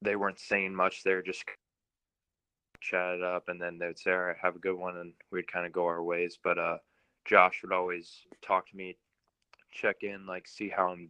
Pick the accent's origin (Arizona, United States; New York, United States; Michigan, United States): Arizona, United States; Phoenix; I grew up in Phoenix, Arizona. kind of in the Arcadia area